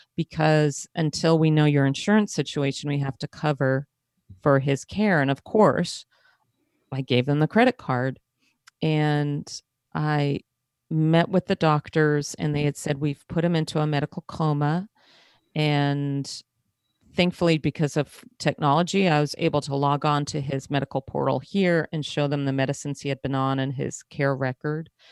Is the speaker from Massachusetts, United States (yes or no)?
no; outside of Manhattan, New York, United States; I grew up outside of Manhattan, so I'm used to subways